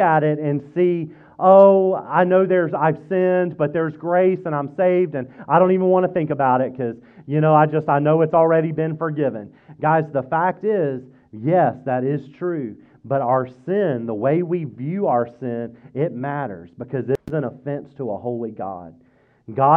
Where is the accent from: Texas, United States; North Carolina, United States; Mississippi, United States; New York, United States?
Mississippi, United States; now in Fredericksburg, United States; I grew up in Mississippi